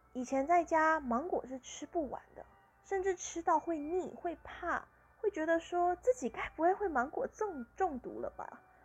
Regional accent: Tainan, Taiwan; also born or lived in Pingtung; 我家就是盛产芒果的地方，而我的老家在屏东，家里有自己种芒果，那我是台南人，在御景那边，也是有芒果的，是芒果的产地，盛产的地方

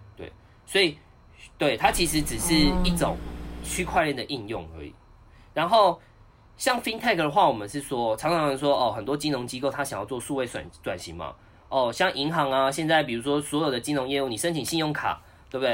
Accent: Taichung, Taiwan; moved away as an adult; now in Taipei, Taiwan; 我是台中人 然后呢，当完兵就想说，想说在台中好好发展

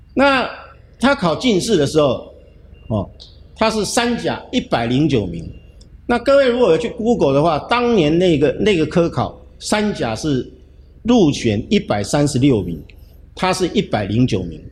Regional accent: Hsinchu, Taiwan; 我从小就住在近视地，那，那个窗口刚好是我的卧室

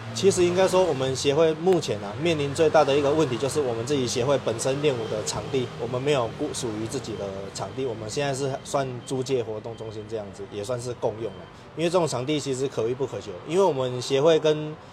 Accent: Kaohsiung, Taiwan; 因为我们新庄里其实很多地方，因为像我是从小在那边出生到长大，所以看到很多问题需要改进的

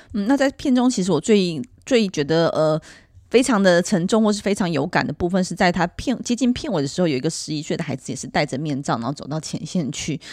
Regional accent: Taiwan; 我们台湾人

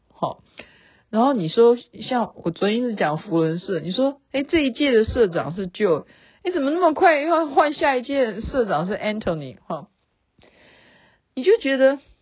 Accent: Taiwan; 我们台湾人

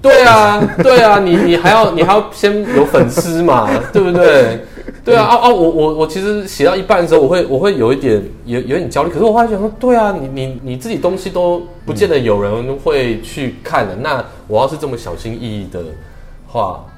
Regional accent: Taipei, Taiwan; 因为身为台北人的话

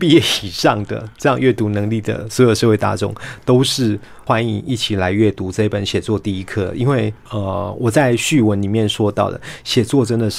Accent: Taiwan; 可是呢，我们台湾人就偏偏要把它套上“博爱”这个词汇的制约，

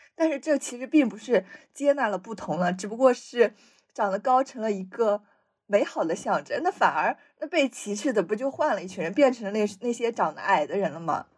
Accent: Shanxi, China; accent: Shanxi accent; first language Chinese; 咱俩本身 说话都有一些山西味儿

